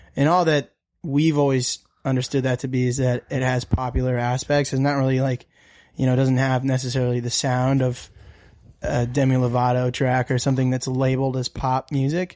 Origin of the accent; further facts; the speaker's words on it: Denver, Colorado, United States; also born or lived in Birmingham, Alabama; I'm originally from Birmingham, but we grew up in Colorado. Okay. Um, so we grew up in Denver